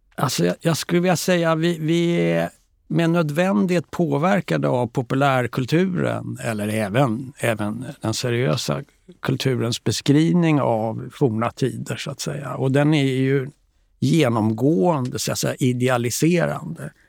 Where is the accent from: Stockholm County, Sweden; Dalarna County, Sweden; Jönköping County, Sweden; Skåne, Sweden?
Stockholm County, Sweden; Stockholm; jag växte upp här på Östermalm